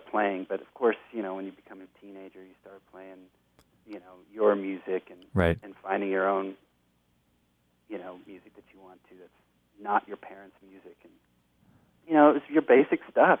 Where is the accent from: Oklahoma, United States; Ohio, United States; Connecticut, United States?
Oklahoma, United States; moved away as an adult; also born or lived in New York / Los Angeles / Tucson; I was born in New York. I was raised pretty much in Oklahoma, and then I moved to Los Angeles with a band. And this was in the '80s